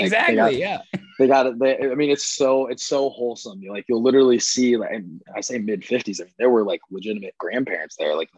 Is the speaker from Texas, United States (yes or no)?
yes; Plano, Texas, United States; moved away as an adult; also born or lived in Connecticut / Arizona; grew up in Plano.